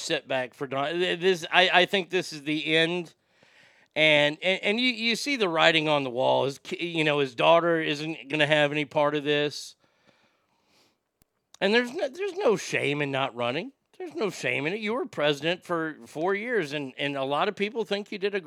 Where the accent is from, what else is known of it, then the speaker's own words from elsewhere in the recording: United States; I was born in America